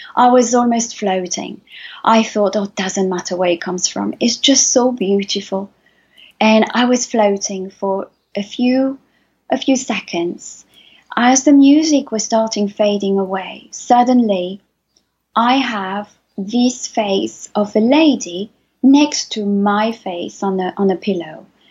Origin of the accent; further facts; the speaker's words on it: Paris, Île-de-France, France; now in Loire Valley, France; my story starts almost 47 years ago in Paris, where I was born, from a, uh, um, a Spanish father and mother